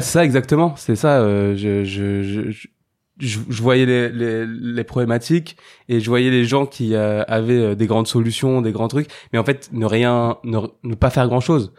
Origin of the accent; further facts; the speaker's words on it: Saint-Denis, Île-de-France, France; j'ai grandi et j'habite à Saint-Denis